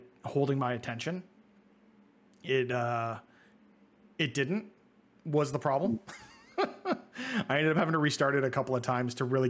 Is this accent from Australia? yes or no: no; Toronto, Ontario, Canada; being Canadian. We're both Toronto boys